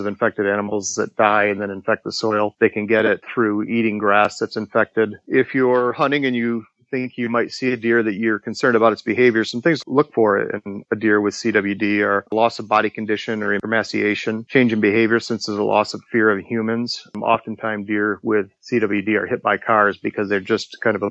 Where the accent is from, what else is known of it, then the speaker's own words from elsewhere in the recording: Michigan, United States; my home state of Michigan